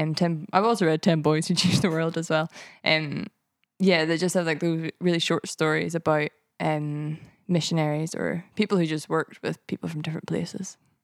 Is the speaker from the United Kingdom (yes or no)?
yes; Ballymena, Northern Ireland, United Kingdom; moved away as an adult; now in Edinburgh, United Kingdom; I was brought up in a town called Ballymena, in the Bible Belt of Northern Ireland